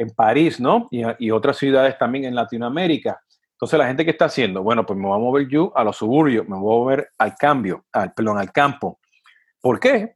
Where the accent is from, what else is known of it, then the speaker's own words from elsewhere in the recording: Puerto Rico; de donde vengo yo, de Puerto Rico